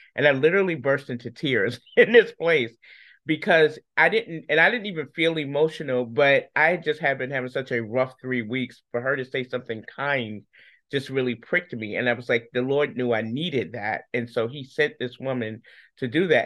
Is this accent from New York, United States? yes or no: yes; New York, United States; moved away as an adult; now in Charlotte, United States; I'm originally from New York.